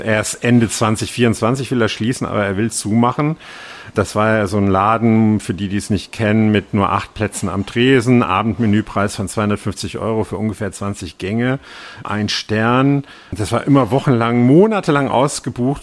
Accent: Rhineland, Germany; moved away; in meiner Heimat bin, im Rheinland und da auf dem Dorf

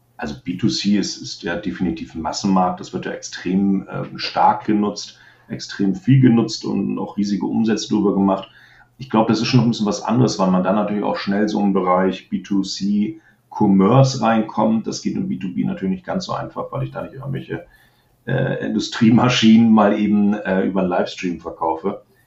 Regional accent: Germany; als ich selber als Deutscher

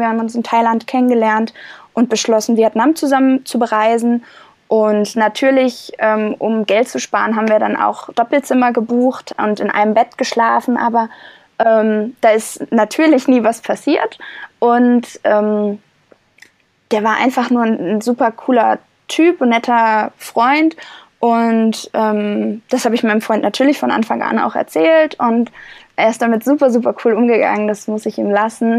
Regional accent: Germany; Ich war ja schon mal zehn Monate ähm, nicht in Deutschland und habe woanders gelebt

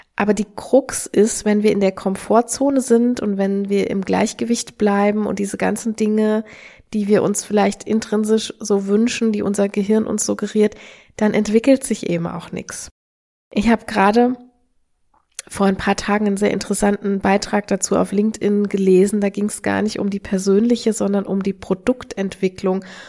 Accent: Germany; also born or lived in Australia; wir, wir malen uns immer gerne als Deutsche aus

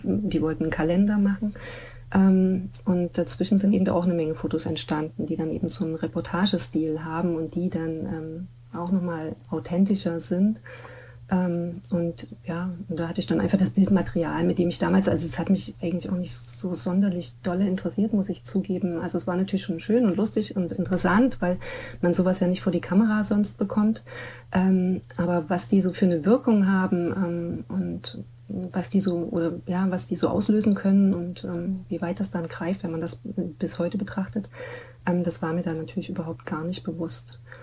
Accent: Leipzig, Saxony, Germany; ich bin ja so an der Ecke Musikerviertel ähm, groß geworden

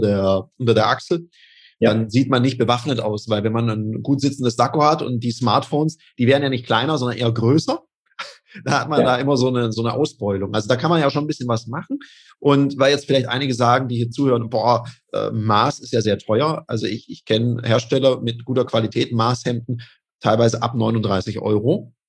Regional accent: Denmark; now in Switzerland; Ich bin ja auch in Dänemark aufgewachsen

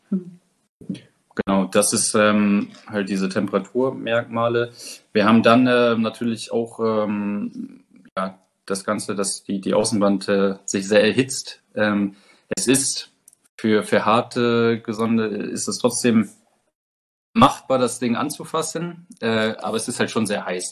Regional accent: Germany; bei uns in Deutschland

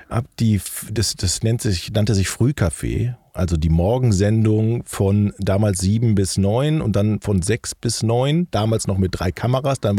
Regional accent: Rhineland, Germany; Ja, der Schritt, der Schritt in den Norden als Rheinländer war schon hart

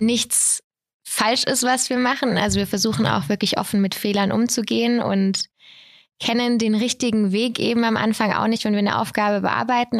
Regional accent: Bad Mergentheim, Baden-Württemberg, Germany; Ich komme hier aus Bad Mergentheim

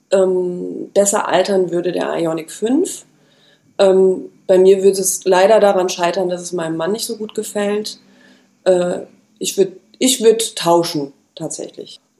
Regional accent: Rhine-Main area, Germany; ich komme aus dem Rhein-Main-Gebiet in der Nähe von Mainz

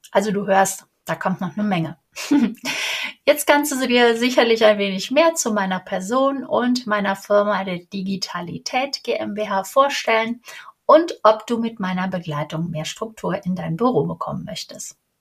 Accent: Cologne, North Rhine-Westphalia, Germany; Ich bin Kölnerin

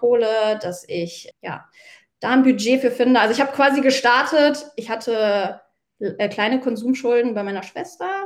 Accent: Mönchengladbach, North Rhine-Westphalia, Germany; moved away as an adult; habe mich dann auch entschieden, äh, meine Heimatstadt zu verlassen, meine mhm. Wohnung zu verlassen, meinen Job zu verlassen, meinen Fußballverein zu verlassen nach 17 Jahren

